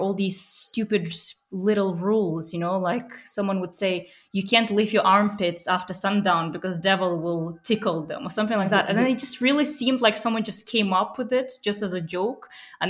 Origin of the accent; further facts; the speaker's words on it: Chechnya, Russia; being from the Caucasus myself, I'm from Chechnya